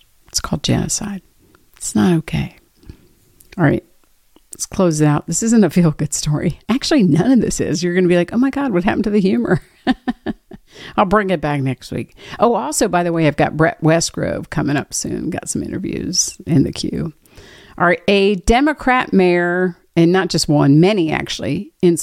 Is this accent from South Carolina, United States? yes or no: no; Washington, District of Columbia, United States; this is my hometown